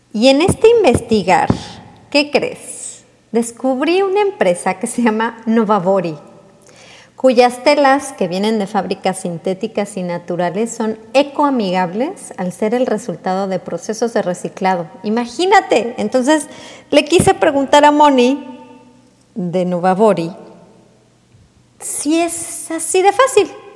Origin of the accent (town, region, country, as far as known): Mexico